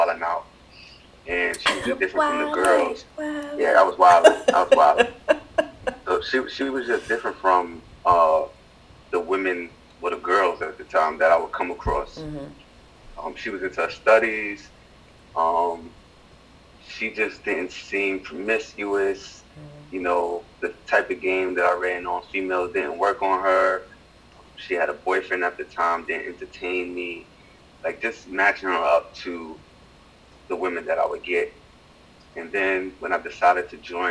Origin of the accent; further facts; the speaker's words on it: New York City, New York, United States; born and raised in the Bronx